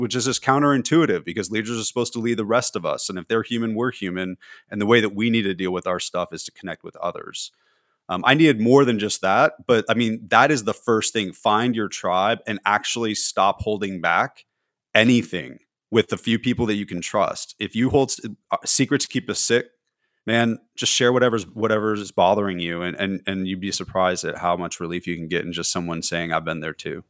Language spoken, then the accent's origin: English; California, United States; moved away; also born or lived in Tennessee; being a Californian